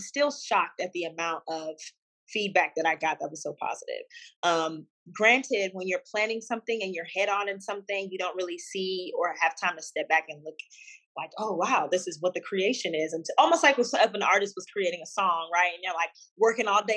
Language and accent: English; Houston, Texas, United States; moved away as an adult; also born or lived in Washington, D.C. area; now in Dallas, United States; I'm originally from Houston, but I moved to Dallas just to be a little bit closer to home